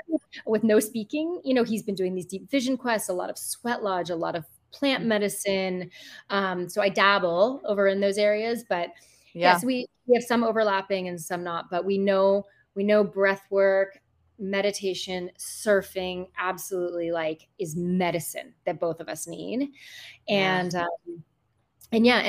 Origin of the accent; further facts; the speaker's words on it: United States; moved away as an adult; now in Costa Rica; I'm American